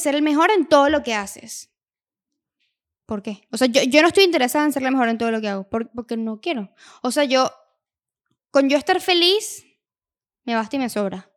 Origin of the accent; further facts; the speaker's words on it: Venezuela; moved away as an adult; now in United States; nosotros somos de Venezuela